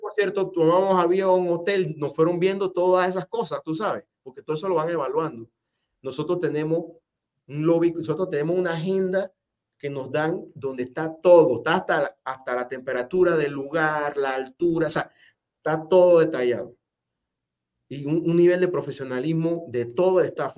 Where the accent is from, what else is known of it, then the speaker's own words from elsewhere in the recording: Penonomé, Coclé, Panama; also born or lived in Spain; en Penomé de donde yo nací